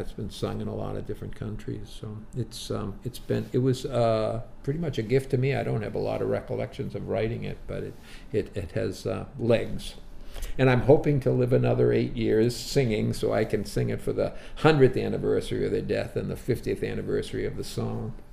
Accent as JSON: {"language": "English", "town": "Brockton", "region": "Massachusetts", "country": "United States", "tie": "born or raised there", "said": "my hometown, Brockton, Massachusetts"}